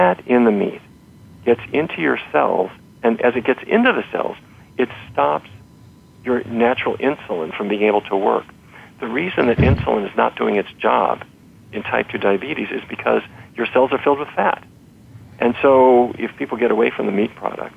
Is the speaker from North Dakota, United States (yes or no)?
yes; North Dakota, United States; I grew up in North Dakota, and so every day was roast beef or pork chops